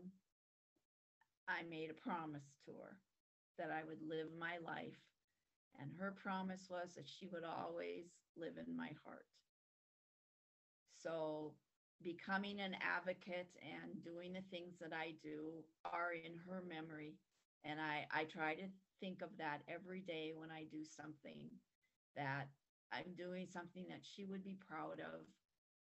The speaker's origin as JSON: {"language": "English", "region": "North Dakota", "country": "United States", "said": "I was from North Dakota"}